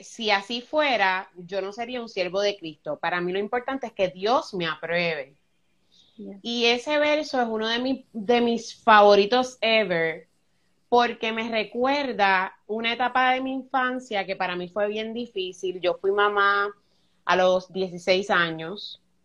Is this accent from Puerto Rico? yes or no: yes; Luquillo, Puerto Rico; also born or lived in Fajardo, Puerto Rico; Yo nací en Fajardo, Puerto Rico, y yo me crié en un barrio que se llama Juan Martín en Luquillo.